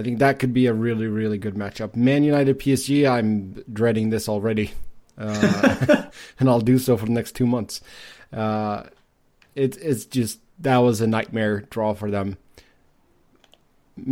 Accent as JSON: {"language": "English", "country": "Sweden", "said": "my home country of Sweden"}